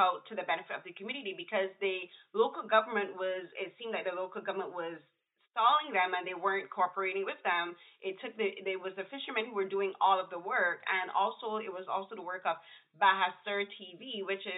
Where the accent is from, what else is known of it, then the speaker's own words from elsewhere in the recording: Barbados; moved away; I'm from Barbados